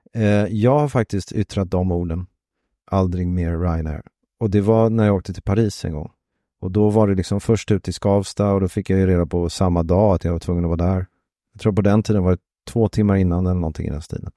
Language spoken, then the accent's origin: Swedish; Sweden; Som svensk